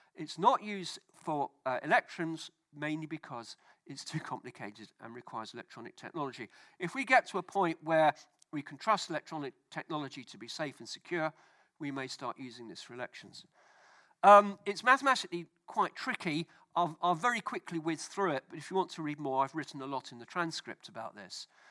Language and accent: English; United Kingdom